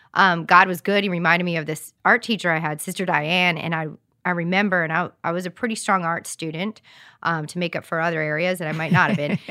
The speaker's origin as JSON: {"language": "English", "region": "Rhode Island", "country": "United States", "tie": "born or raised there", "also_born_or_lived": "Massachusetts", "moved": "yes", "said": "I grew up in Rhode Island, lived in Massachusetts, and moved here"}